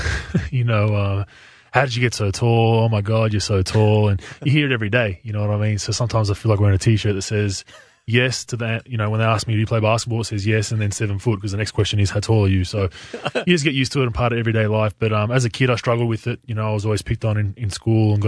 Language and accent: English; Australia; moved away; I'm from Australia